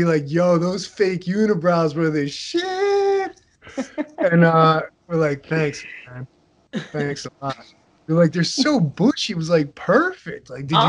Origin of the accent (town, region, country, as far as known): Upper Dublin, Pennsylvania, United States; born or raised there